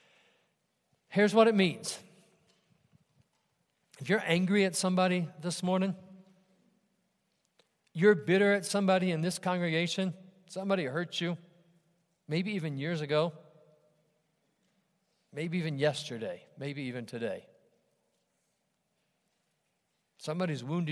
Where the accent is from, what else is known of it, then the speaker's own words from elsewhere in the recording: Ohio, United States; my church where I grew up in Ohio